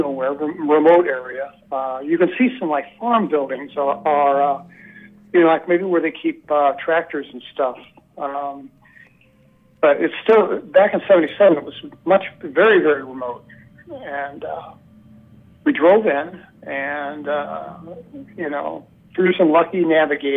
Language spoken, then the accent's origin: English; St. Louis, Missouri, United States; moved away; I grew up in St. Louis City.